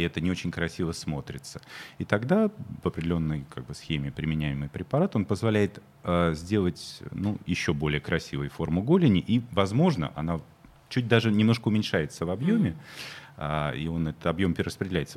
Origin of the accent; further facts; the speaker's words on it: Moscow, Russia; я тоже москвич